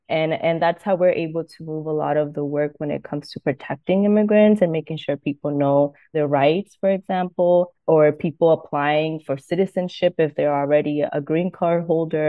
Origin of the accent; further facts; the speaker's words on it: Florida, United States; also born or lived in Mexico; I am originally from Mexico. I came here when I was 4. I've lived in Florida all my life. I moved to Fort Lauderdale, so I live in South Florida area.